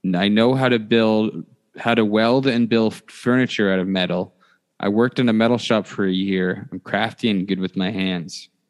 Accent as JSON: {"language": "English", "country": "Canada", "said": "we are Canadian."}